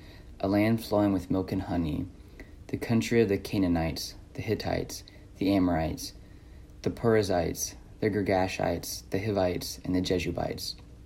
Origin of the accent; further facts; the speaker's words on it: Dayton, Ohio, United States; Dayton is my hometown, and that's something I'm very proud of.